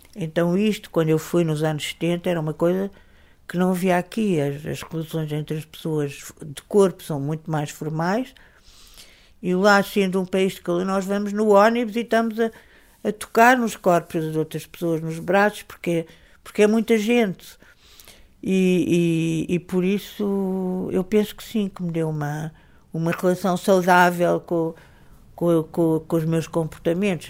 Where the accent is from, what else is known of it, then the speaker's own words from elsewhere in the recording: Lisbon, Portugal; Quem nascesse em, em Lisboa, no, no ambiente onde eu nasci